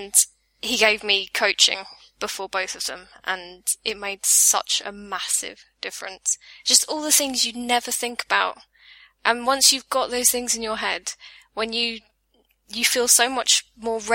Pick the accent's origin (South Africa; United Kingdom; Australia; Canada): United Kingdom; England; accent: southern British; also born or lived in Reigate; now in Brighton, United Kingdom; I have a southern British accent